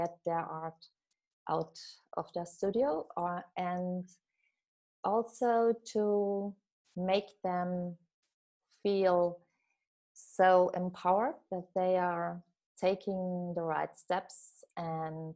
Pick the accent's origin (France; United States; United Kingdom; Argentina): France; also born or lived in southern Germany; now in Germany; I was born in France, and today I live in southern Germany.